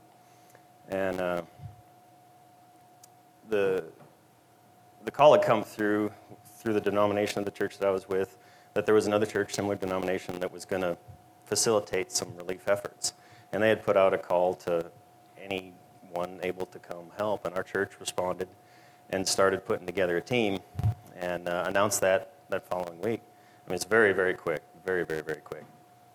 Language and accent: English; Minnesota, United States; moved away as an adult; I'm not from around here. I was born and raised in Minnesota, and grew up on a farm